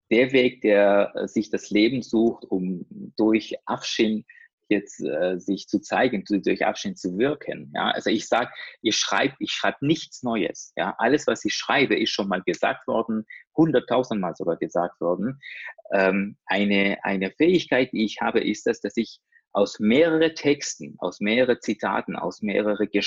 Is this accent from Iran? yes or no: yes; Iran; also ich komme äh, ja, aus dem Iran